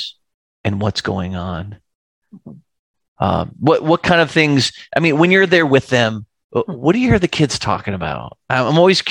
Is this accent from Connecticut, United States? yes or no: yes; Connecticut, United States; moved away; I grew up in the Northeast. I'm a Yankee, right? Grew up in Connecticut